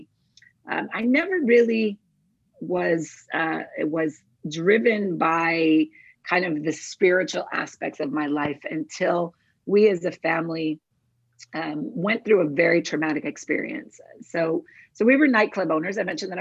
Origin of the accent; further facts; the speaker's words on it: Douglas, Arizona, United States; also born or lived in Agua Prieta, Sonora, Mexico; So I'm from Arizona, born and raised on the Arizona-Mexico border, in the city of Douglas, Arizona, which is border city to Agua Prieta, Sonora, Mexico. And I literally grew up on both sides of the border